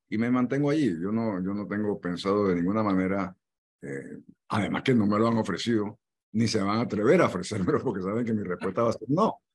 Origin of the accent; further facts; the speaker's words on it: Panama; así somos los, los panameños